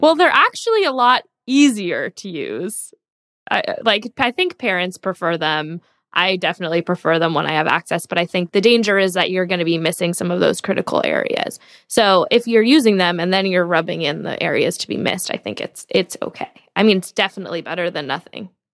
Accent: San Diego, California, United States; I grew up in San Diego, so I was basically raised on the beach

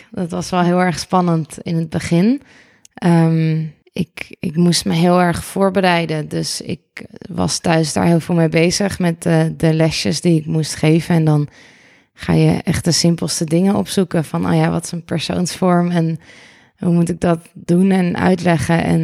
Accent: Amsterdam, North Holland, Netherlands; Ik ben eh … Ik ben 32 jaar uit Amsterdam.

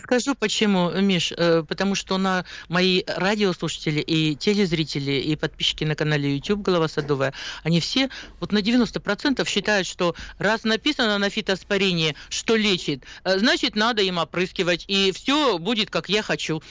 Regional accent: Siberia, Russia; мы сибиряки, у нас э, холоднее все-таки

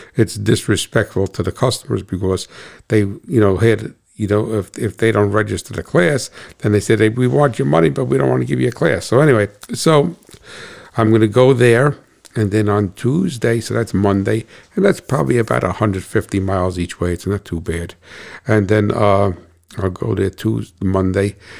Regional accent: United States; I'm an American

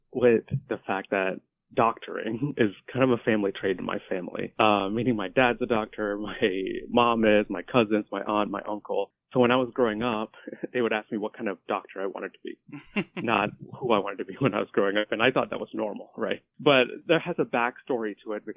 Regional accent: India; moved away; also born or lived in North Carolina, United States; we were so close to poverty when we were growing up in India.

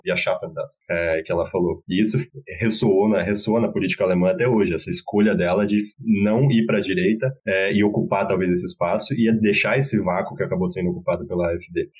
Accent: Brazil; now in Berlin, Germany; eu sou brasileiro

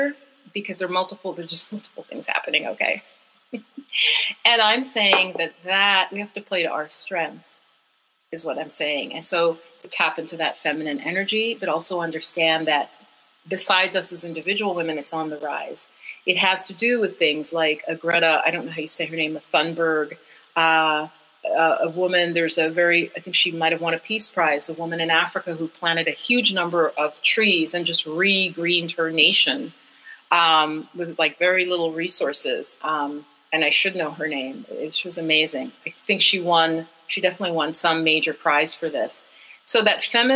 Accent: Jamaica; We're a tropical people, I'm saying. I'm from Jamaica

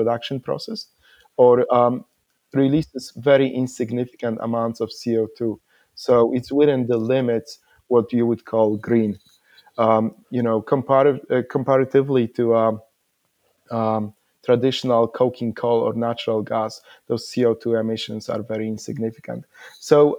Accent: Poland; also born or lived in Iceland; now in Perth, Australia; I'm originally from Poland, but I'm based in Perth, Australia

